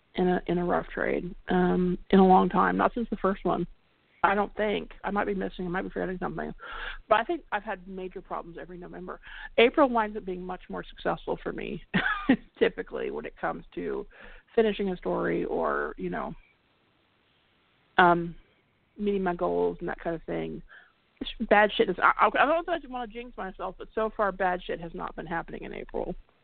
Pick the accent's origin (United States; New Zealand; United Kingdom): United States; California; I mean, I came from the Bay Area, right? And there's tons of bridges.